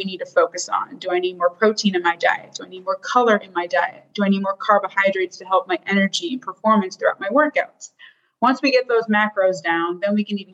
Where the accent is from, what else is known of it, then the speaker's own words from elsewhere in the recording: South Florida, United States; born and raised in South Florida